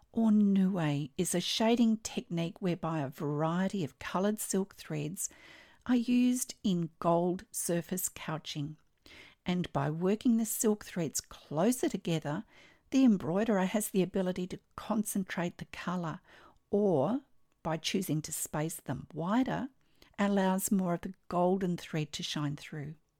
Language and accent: English; Australia; I'm an Australian textile artist